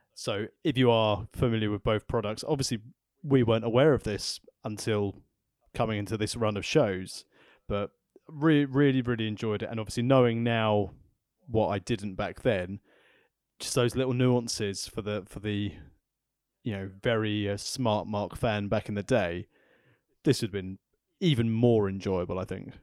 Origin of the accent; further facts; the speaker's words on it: England, United Kingdom; I'm from England